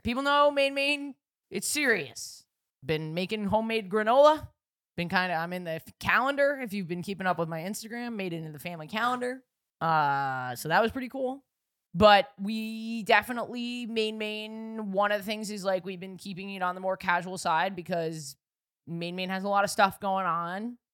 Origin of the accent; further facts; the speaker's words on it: New York City, New York, United States; I grew up in New York City